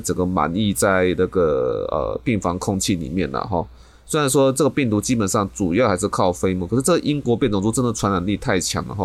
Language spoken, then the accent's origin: Chinese; Taiwan; 我们台湾人民